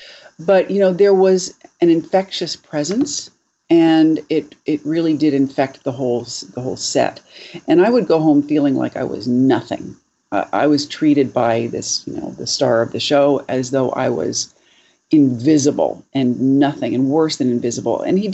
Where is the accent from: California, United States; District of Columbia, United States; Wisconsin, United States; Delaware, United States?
Delaware, United States; born there; I was born in Delaware.